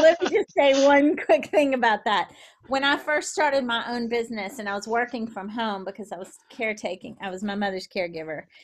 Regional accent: New Orleans, Louisiana, United States; I'm from New Orleans

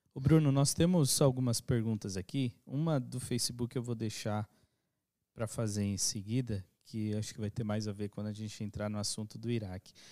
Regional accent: Brazil; todos nós somos brasileiros

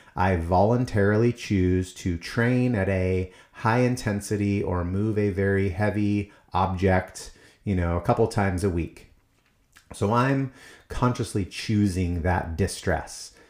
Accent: United States; as Americans

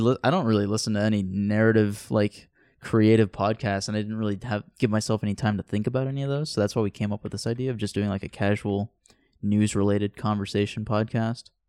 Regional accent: Central Point, Oregon, United States; also born or lived in Antioch, California / Rogue River, Oregon; We moved up here like a year after I was born, but what, it wasn't here in Central Point. It was like in Rogue River and then eventually really? we moved to uh, Central Point.

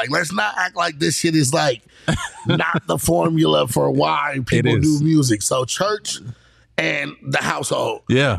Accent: San Diego, California, United States; I'm from the East, though. You know what I'm saying? So I grew up on the east side of town.

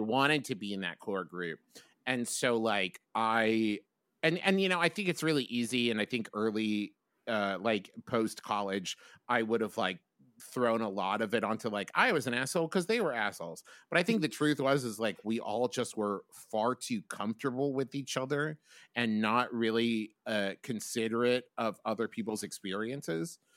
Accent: West Virginia, United States; moved away as an adult; also born or lived in Oklahoma; I was from West Virginia

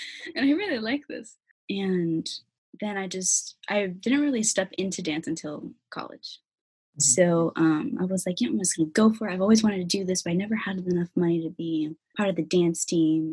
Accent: Federal Way, Washington, United States; also born or lived in South Seattle, Washington; I was born in Federal Way. I would say I grew up in Federal Way

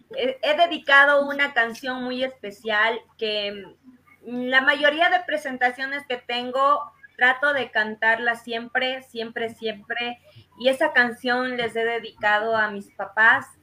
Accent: Salcedo, Cotopaxi, Ecuador; mi cantón Salcedo

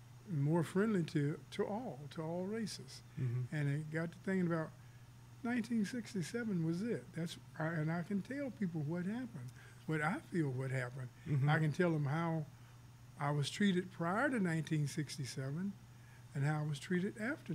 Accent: Carbondale, Illinois, United States; Well, actually, by growing up in Carbondale

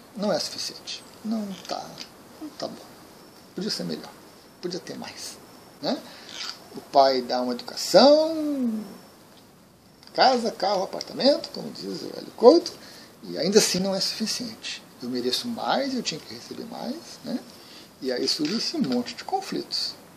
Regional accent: Brazil; Aqui no Brasil.

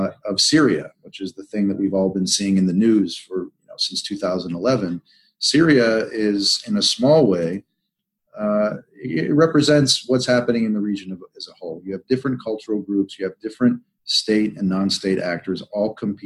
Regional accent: United States; as an American

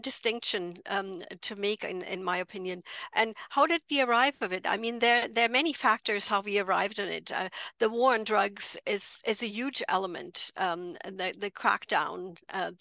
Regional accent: near Frankfurt, Hesse, Germany; English is a second language; moved away as an adult; also born or lived in London, United Kingdom; now in Edmonton, Canada; I'm originally from Germany, as you might be able to tell by the accent. I grew up near Frankfurt, and I moved to Edmonton, Alberta

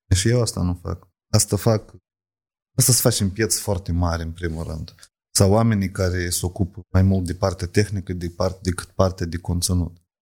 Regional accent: Moldova; la noi, la oamenii care suntem așa din Chir. În Moldova mă refer

